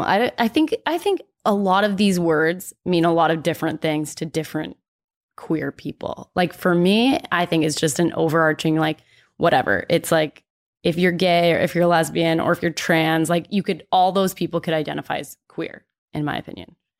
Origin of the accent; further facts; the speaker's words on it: Dallas, Texas, United States; moved away as an adult; also born or lived in Oklahoma; growing up in Texas and then being in Oklahoma